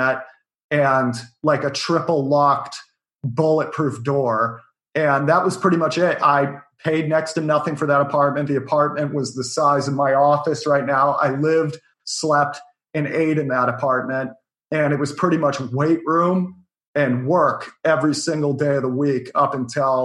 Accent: Bothell, Washington, United States; now in New York City, United States; I grew up outside of Seattle

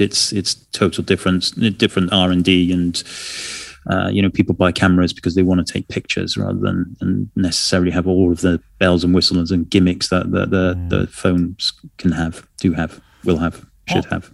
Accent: Wales, United Kingdom; I'm from Wales

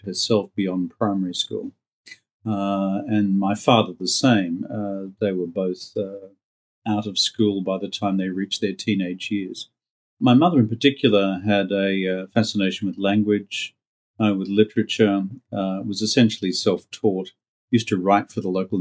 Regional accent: rural Queensland, Australia; moved away as an adult; also born or lived in New York, United States; the farm that I grew up on in rural Queensland

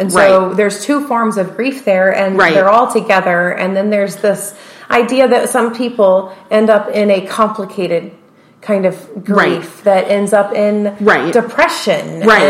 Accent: the South, United States; accent: southern; my southern accent came out.

